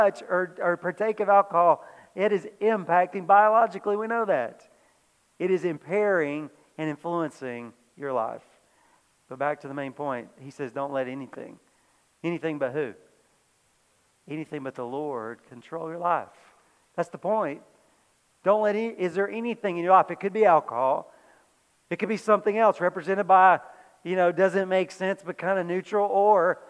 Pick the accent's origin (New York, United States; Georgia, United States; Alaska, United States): Georgia, United States; moved away; I grew up in Georgia